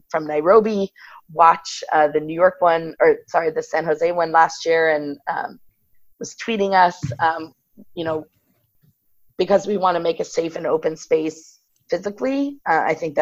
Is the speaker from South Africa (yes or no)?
no; Ireland; I grew up in Ireland